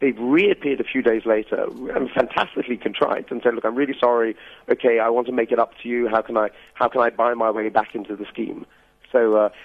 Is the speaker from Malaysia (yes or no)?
no; United Kingdom; now in Durban, South Africa; as a British person